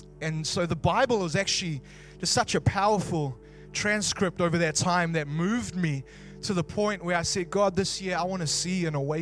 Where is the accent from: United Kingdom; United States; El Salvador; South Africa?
South Africa; now in Wellington, New Zealand; I'm originally South African